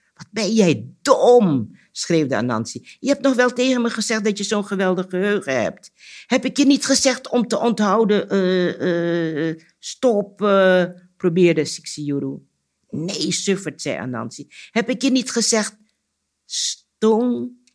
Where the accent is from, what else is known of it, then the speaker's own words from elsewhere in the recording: Curaçao; moved away; Curaçao is toch het eiland waar ik ben geboren. En ons huis stond ook vlak bij de zee